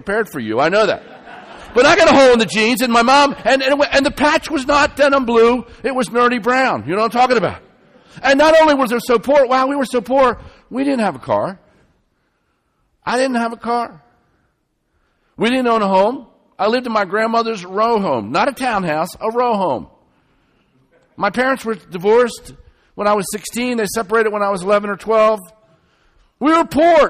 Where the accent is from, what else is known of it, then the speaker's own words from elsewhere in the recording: Baltimore, Maryland, United States; moved away; I was born and raised in Baltimore, Maryland